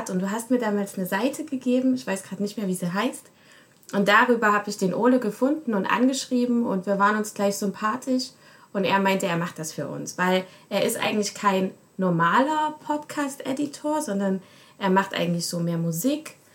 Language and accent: German; Germany; Also ich komme aus Deutschland und bin seit einem Jahr jetzt am WIG